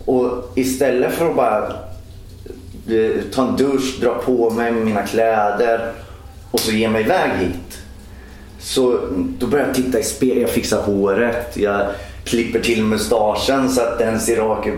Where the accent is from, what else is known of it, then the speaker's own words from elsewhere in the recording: Norsholm, Östergötland, Sweden; also born or lived in Skärkind; jag är uppvuxen i Norsholm som ligger mitt mellan Linköping och Norrköping.